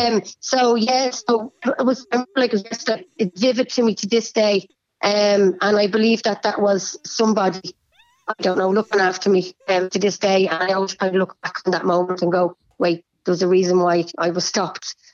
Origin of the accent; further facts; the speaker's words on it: Bray, Leinster, Ireland; I'm from Bray